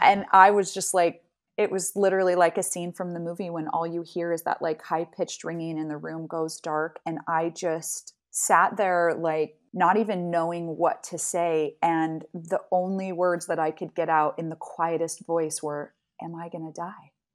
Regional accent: Salt Lake City, Utah, United States; moved away as an adult; now in Amsterdam, Netherlands; I am a native Salt Lake City, uh, I grew up in Salt Lake City, and I currently now live in Amsterdam

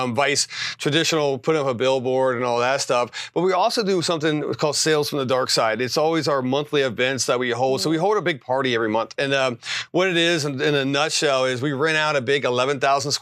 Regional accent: West Virginia, United States; moved away as an adult; now in Arizona, United States; I'm from West Virginia, didn't have a lot of money

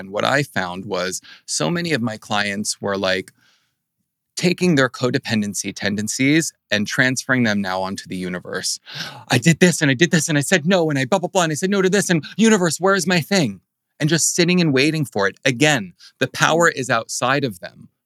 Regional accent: New Jersey, United States; I'm from New Jersey

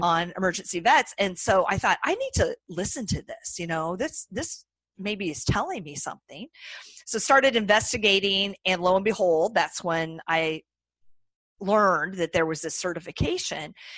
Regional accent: Iowa, United States; accent: nasally Midwestern twang; moved away as an adult; also born or lived in Colorado / Boston area; now in Boston, United States; I'm from Iowa originally. So if you detect my nasally Midwestern twang, that is that is why

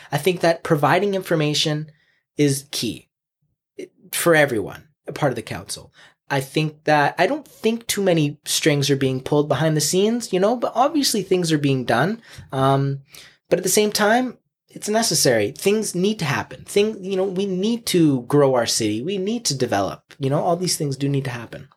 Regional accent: Chilliwack, British Columbia, Canada; I grew up on Berkeley Avenue, which is downtown Chilliwack

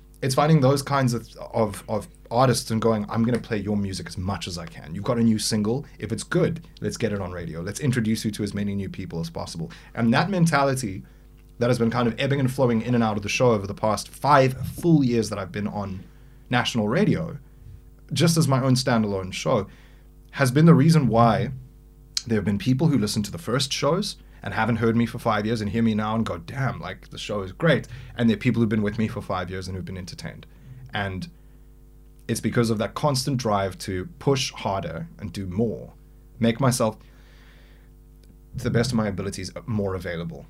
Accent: South Africa; a South African

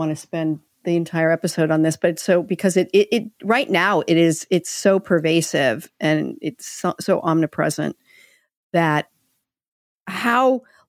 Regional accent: Long Beach, California, United States; born there; I was born in Long Beach, California

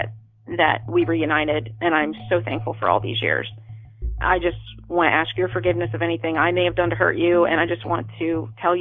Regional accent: Baltimore, Maryland, United States; now in Tampa, United States; I grew up in Baltimore.

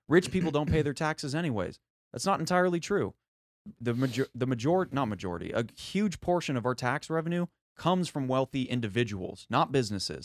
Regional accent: United States; as an American

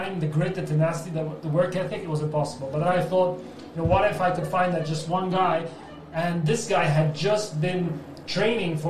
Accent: London, United Kingdom; I was born in Wimbledon

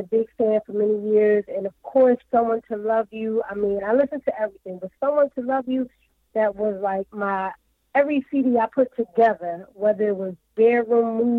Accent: Philadelphia, Pennsylvania, United States; accent: Philly; I'm from Philly. You know, Philadelphia.

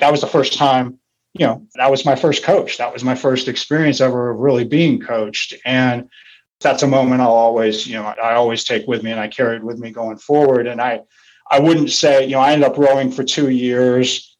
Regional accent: Santa Rosa, California, United States; moved away; also born or lived in San Francisco; I was this kid from Santa Rosa, which at the time was really kind of a farm town

